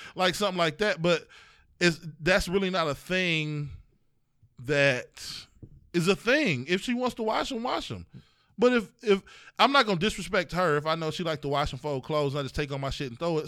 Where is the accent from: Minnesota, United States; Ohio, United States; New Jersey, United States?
Ohio, United States; East Cleveland; I'm from East Cle, we from East Cleveland